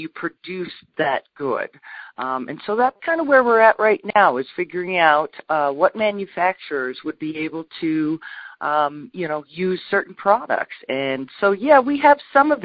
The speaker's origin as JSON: {"language": "English", "region": "Southern Colorado", "country": "United States", "tie": "born or raised there", "also_born_or_lived": "Topeka, Kansas", "moved": "yes", "said": "I was raised in Southern Colorado, and I do have an agricultural background"}